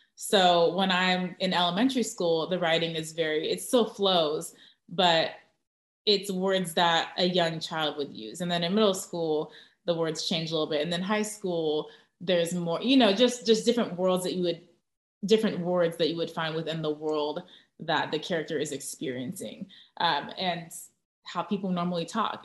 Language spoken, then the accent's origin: English; Orange County, Southern California, United States; also born or lived in Tustin / Irvine; now in San Antonio, United States; Southern California, Orange County